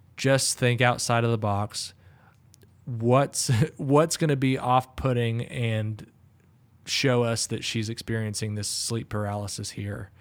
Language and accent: English; the South, United States; growing up in the South